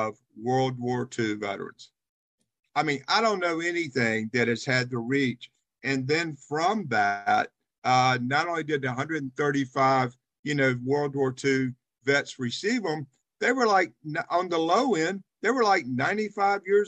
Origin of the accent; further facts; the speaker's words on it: Charlotte, North Carolina, United States; also born or lived in Winston-Salem, North Carolina; I actually grew up in Charlotte.